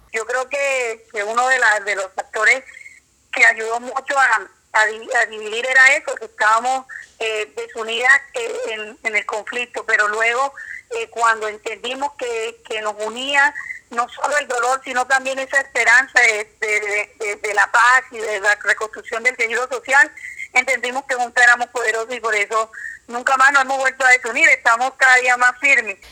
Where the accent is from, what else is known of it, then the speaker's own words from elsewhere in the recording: San Juan, Colombia; yo soy sanjuanera neta, nací en San Juan